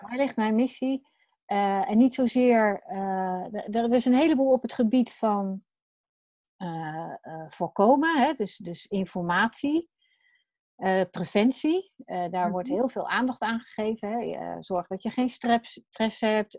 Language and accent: Dutch; Wateringen, South Holland, Netherlands; Ik, eh, woon in, eh, Wateringen. Dat is tegen Den Haag aan. Daar ben ik, eh, opgegroeid.